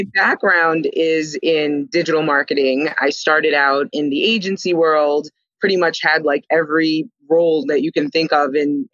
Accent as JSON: {"language": "English", "town": "New York City", "region": "New York", "country": "United States", "tie": "born or raised there", "said": "I was born and raised in Staten Island, New York"}